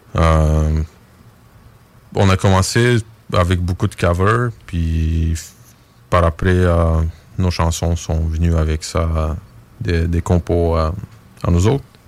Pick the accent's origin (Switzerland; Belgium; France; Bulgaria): Bulgaria; on vient de la Bulgarie